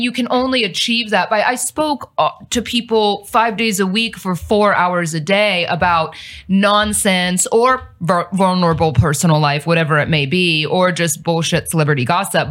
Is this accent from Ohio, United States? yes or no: yes; Cincinnati, Ohio, United States; moved away as an adult; now in Dallas, United States; I'm actually from the Midwest. I'm not from here.